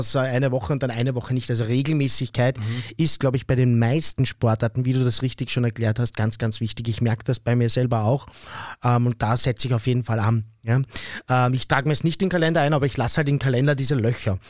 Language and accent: German; Austria; bei uns in Österreich